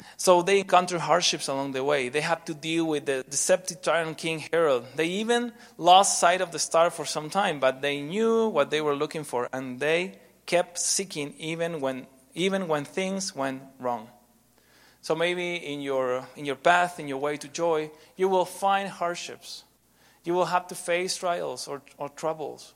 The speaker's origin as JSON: {"language": "English", "country": "Argentina", "also_born_or_lived": "Guatemala", "moved": "as an adult", "said": "I'm from Argentina"}